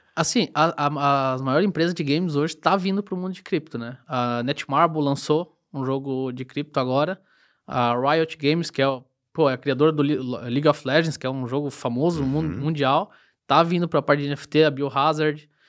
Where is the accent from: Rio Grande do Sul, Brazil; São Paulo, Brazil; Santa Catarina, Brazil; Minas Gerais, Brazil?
Santa Catarina, Brazil; Rio do Sul; sou nascido e criado aqui em Rio do Sul, minha vida inteira aqui